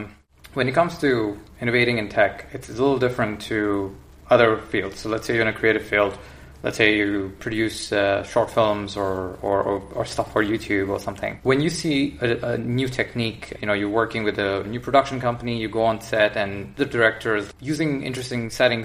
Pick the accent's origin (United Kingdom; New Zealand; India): India; I mean, we come from the Indian education system. It's a different approach.